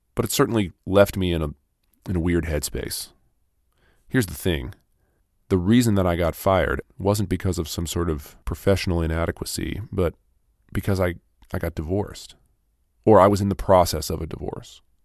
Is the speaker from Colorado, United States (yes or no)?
no; Minnesota, United States; also born or lived in Los Angeles, California; I was born in California, in Los Angeles, and then, uh, we moved to Minnesota when I was ten.